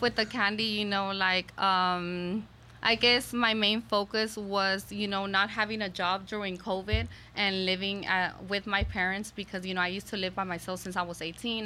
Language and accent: English; Houston, Texas, United States; I was born and raised in Houston, Texas